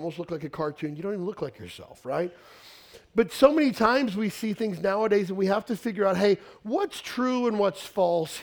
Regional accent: Western Kentucky, United States; I grew up in Western Kentucky, a small town of about 4,000 people, redneck town

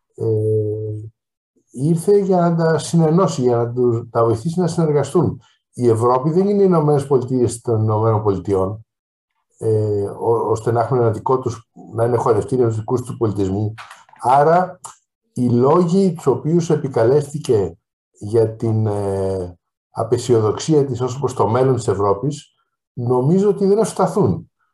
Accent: Greece; ως Έλληνας

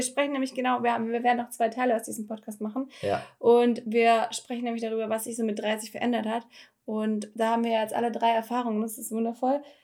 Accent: Filderstadt, Baden-Württemberg, Germany; also born or lived in Stuttgart; Geburtsort Filderstadt

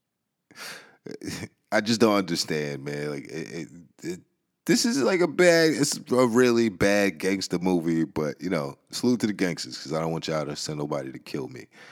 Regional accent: New York City, New York, United States; I'm from the Bronx, and, uh, I grew up in a certain environment

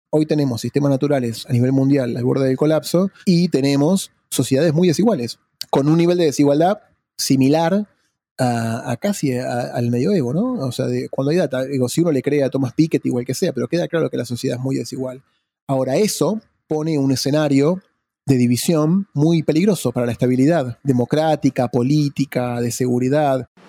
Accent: Argentina; also born or lived in Sussex / London; yo soy de Argentina

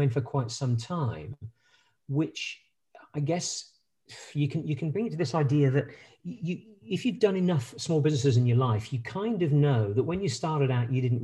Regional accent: United Kingdom; accent: British; moved away as an adult; also born or lived in French Alps / United States; my accent, I'm a British, British by origin. Was born in the UK. I spent most of my formative, pretty much all my formative years up to my bachelor's degree in the UK.

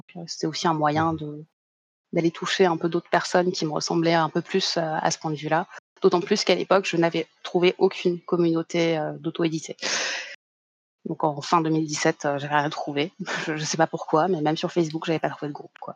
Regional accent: Paris, Île-de-France, France; à la base, je viens de Paris, la grande capitale

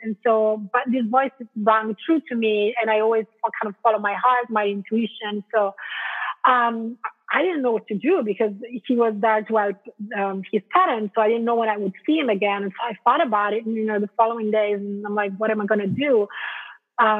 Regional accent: Italy; moved away as an adult; also born or lived in London, United Kingdom / Spain; now in Portland, United States; born in Italy, and I stayed there until after university

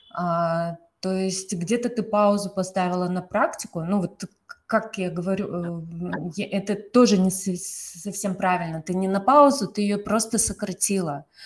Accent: Kazakhstan; я из Казахстана

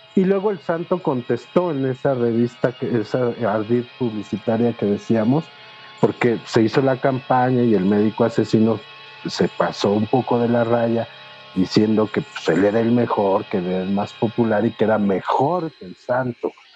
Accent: Mexico

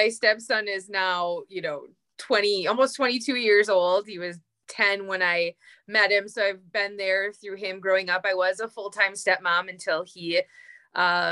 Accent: Green Bay, Wisconsin, United States; moved away as an adult; also born or lived in Upper Peninsula, Michigan; now in Upper Peninsula of Michigan, United States; I'm a couple hours north of my hometown of Green Bay, Wisconsin. That's where I grew up.

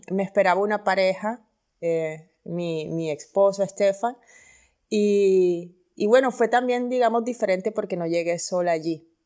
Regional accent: Colombia; moved away as an adult; salí de Colombia porque quería hacer periodismo, pero también quería tener libertad para hacer periodismo. Y creo que em, que en nuestro país eso es algo que se está dando ahora

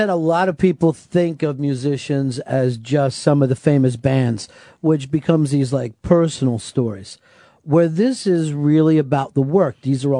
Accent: Delaware County, Pennsylvania, United States; I'm from Delaware County

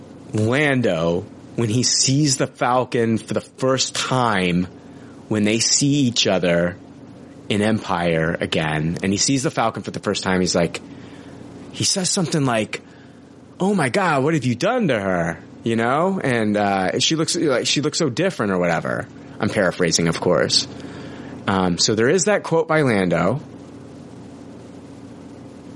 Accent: Canada; accent: Canadian; my Canadian accent

